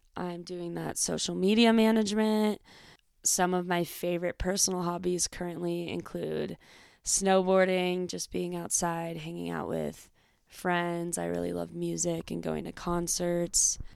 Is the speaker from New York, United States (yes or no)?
no; Bay Area, California, United States; moved away as an adult; also born or lived in Northern Arizona; I grew up in the Bay Area in California, um, a suburb. I was, like, forty minutes outside of San Francisco